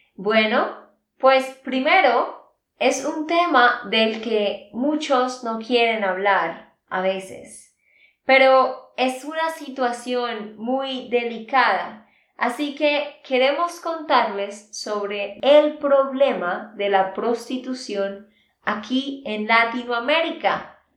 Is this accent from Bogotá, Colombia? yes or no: no; Santander, Colombia; de Santander, Colombia